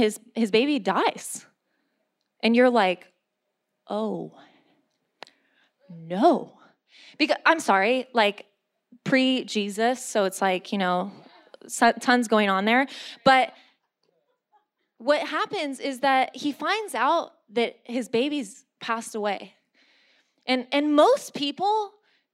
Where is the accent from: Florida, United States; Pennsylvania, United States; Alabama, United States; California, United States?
California, United States; San Diego; moved away; I'm from San Diego